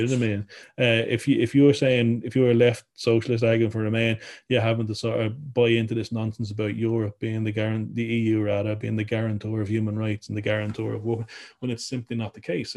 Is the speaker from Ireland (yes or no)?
yes; Ireland; now in Wales, United Kingdom; I grew up in Ireland